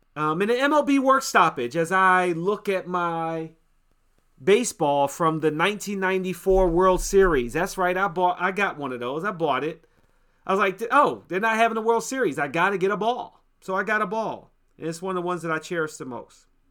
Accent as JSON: {"language": "English", "town": "Washington", "region": "District of Columbia", "country": "United States", "tie": "born or raised there", "said": "My hometown, my home city, the D M V"}